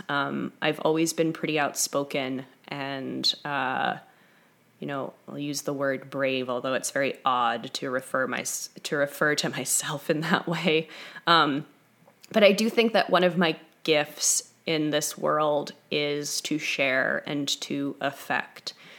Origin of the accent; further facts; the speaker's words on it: New York, United States; moved away as an adult; now in Topanga, United States; I'm from New York originally, so I've lived in Southern California for about five years